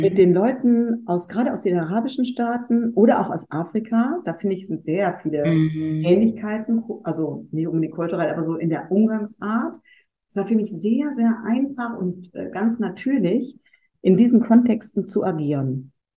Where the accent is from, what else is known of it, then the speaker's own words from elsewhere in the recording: North Rhine-Westphalia, Germany; ich bin halt am Niederrhein aufgewachsen, in einem kleinen Dorf